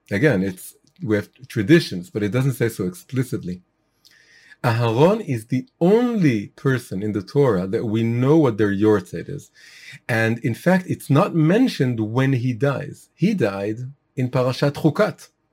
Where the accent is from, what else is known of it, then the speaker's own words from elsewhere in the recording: Israel; I was born in Israel, I'm Israeli